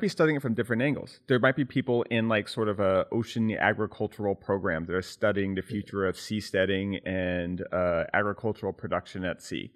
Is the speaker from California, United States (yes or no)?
yes; California, United States; growing up in California